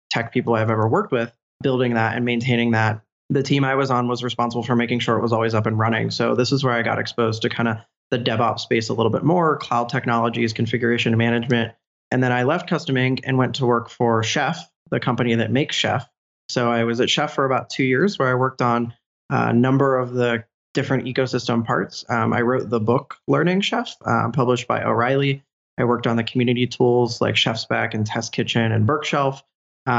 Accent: Pennsylvania, United States; also born or lived in Pittsburgh; I'm from Pennsylvania, but I moved to Pittsburgh in 2009

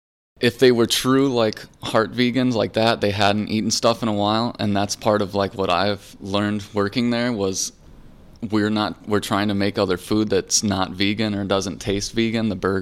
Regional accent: Wisconsin, United States; also born or lived in Deltona, Florida; now in St. Petersburg, United States; I'm from Deltona outside of Orlando, but I grew up in Wisconsin and then came back here because all my family's here.

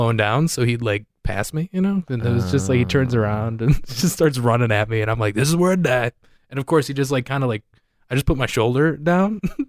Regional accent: Midwest, United States; growing up in the Midwest

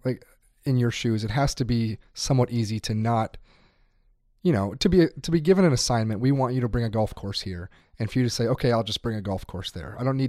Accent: Wisconsin, United States; I'm from Wisconsin.

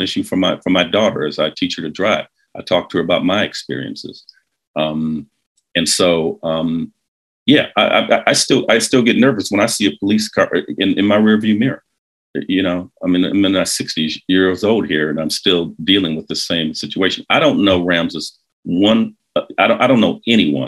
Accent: Detroit, Michigan, United States; I grew up in Detroit, keep in mind, like in the 1960s, 1970s

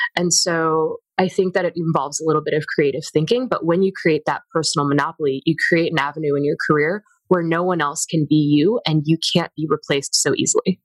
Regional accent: Virginia, United States; the communities that I was a part of in my time growing up in Virginia

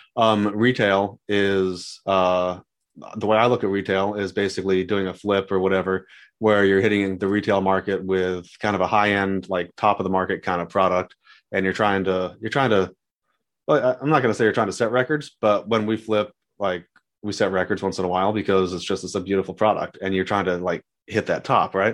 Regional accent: San Diego, California, United States; moved away as an adult; now in Dallas, United States; growing up in San Diego

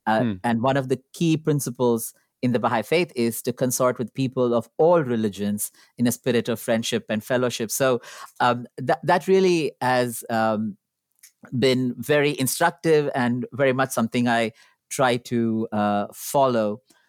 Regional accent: Sri Lanka; I grew up in Sri Lanka, a predominantly Buddhist country with multiple religious minorities, and my family was Hindu.

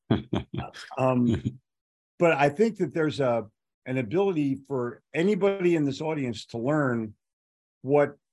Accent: Philadelphia, Pennsylvania, United States; now in Charlotte, United States; When I when I moved to Charlotte, in 1988. I was here for about a year

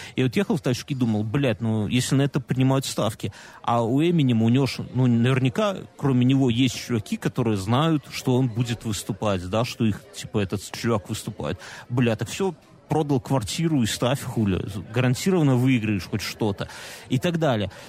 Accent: Belarus; у нас у Беларуси

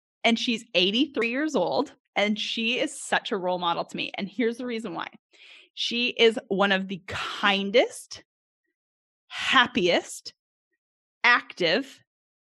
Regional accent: Edmonton, Alberta, Canada; now in Arkansas, United States; I grew up in Edmonton, Alberta, Canada

